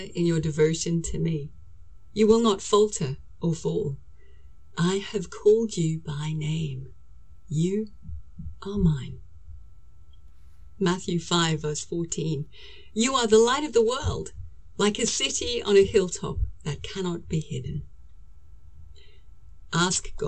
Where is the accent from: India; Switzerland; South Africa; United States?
South Africa; moved away as an adult; also born or lived in London, United Kingdom / Birmingham, United Kingdom; now in United Kingdom; I'm originally from South Africa, and moved to England to travel